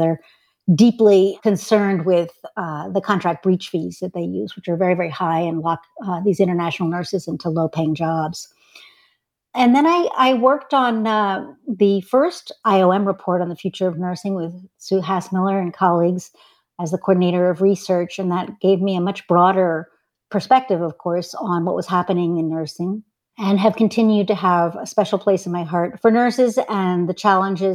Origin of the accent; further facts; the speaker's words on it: Washington, District of Columbia, United States; moved away as an adult; I came back to DC, which is actually my hometown, in 1998